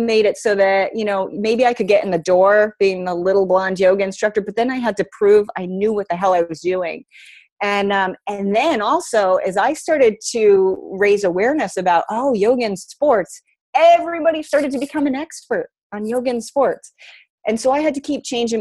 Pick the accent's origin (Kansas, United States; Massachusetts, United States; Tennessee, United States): Massachusetts, United States; Boston; I'm from Boston